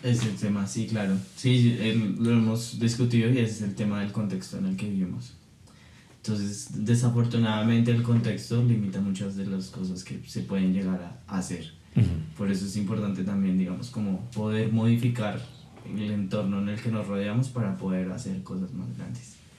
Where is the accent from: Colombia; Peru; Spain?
Colombia